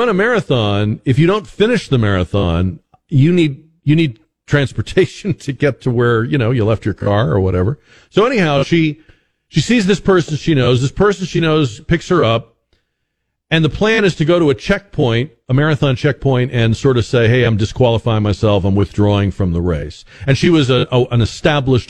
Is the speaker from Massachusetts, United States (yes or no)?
yes; Boston, Massachusetts, United States; moved away; I grew up in Boston